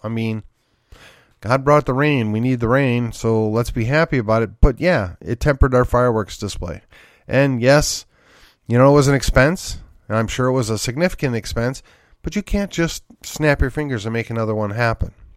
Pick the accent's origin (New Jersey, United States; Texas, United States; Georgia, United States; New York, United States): Texas, United States; McKinney; my hometown of McKinney here